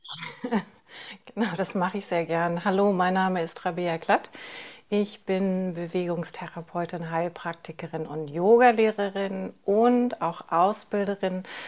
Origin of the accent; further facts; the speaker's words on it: East Germany, Germany; ich bin ja im Osten aufgewachsen